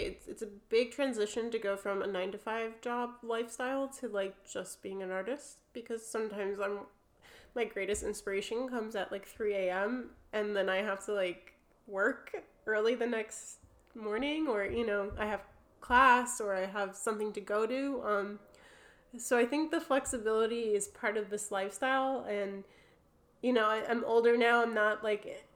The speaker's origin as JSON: {"language": "English", "region": "New Jersey", "country": "United States", "accent": "New Jersey", "moved": "as an adult", "lives_now": "United Kingdom", "said": "With my New Jersey accent"}